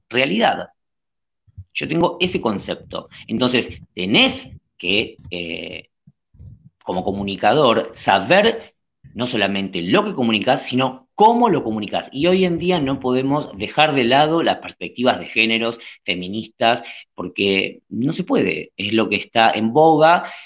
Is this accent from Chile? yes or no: no; Argentina; nosotros somos argentinos, estamos en Argentina